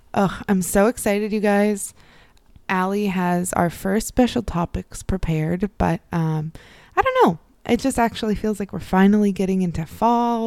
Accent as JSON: {"language": "English", "region": "Midwest", "country": "United States", "tie": "born or raised there", "moved": "yes", "lives_now": "Northeastern United States", "said": "the Northeast where I am now and where I grew up in the Midwest"}